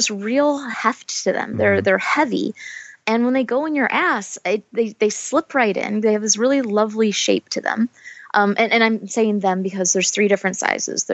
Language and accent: English; United States; I'm from America